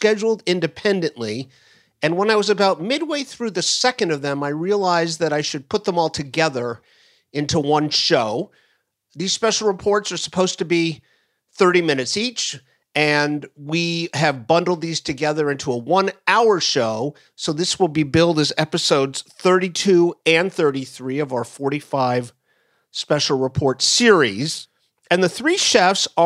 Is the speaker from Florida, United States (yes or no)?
yes; Florida, United States; moved away; my home state of Florida